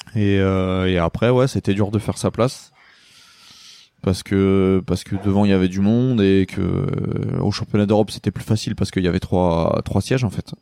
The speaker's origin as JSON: {"language": "French", "town": "Lamballe", "region": "Brittany", "country": "France", "said": "j'ai commencé à Lamballe, donc euh, moi je suis de Lamballe"}